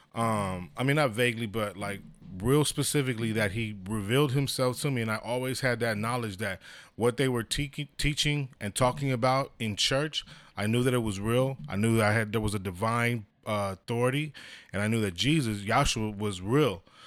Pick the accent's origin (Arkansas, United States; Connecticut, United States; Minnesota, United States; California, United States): California, United States; San Diego; born and raised in San Diego